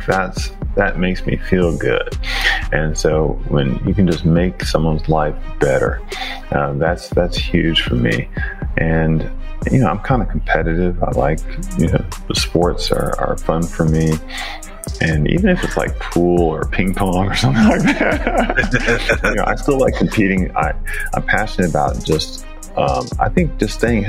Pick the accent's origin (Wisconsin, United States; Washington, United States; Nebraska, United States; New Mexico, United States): Wisconsin, United States; Milwaukee; I'm from Milwaukee, Wisconsin